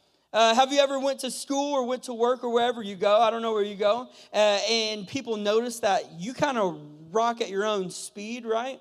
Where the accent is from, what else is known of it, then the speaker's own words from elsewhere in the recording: California, United States; moved away as an adult; also born or lived in Mexico; I'm from California. Last year I lived in Mexico